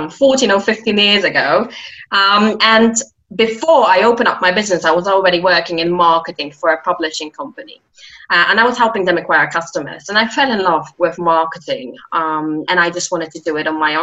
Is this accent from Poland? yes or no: yes; Poland; moved away as an adult; now in London, United Kingdom; I'm originally Polish. Yes, I'm from Poland